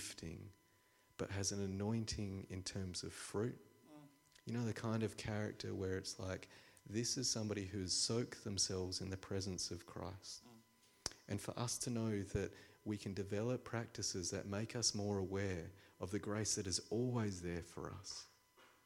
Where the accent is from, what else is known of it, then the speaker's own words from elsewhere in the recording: Australia; I'm an Australian.